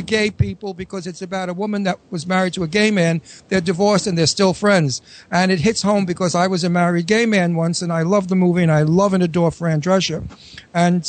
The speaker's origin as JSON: {"language": "English", "town": "New York City", "region": "New York", "country": "United States", "accent": "New York accent; Astoria accent", "moved": "yes", "said": "I'm from Astoria"}